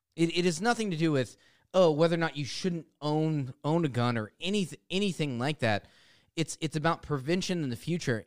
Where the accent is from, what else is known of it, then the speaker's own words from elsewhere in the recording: United States; as an American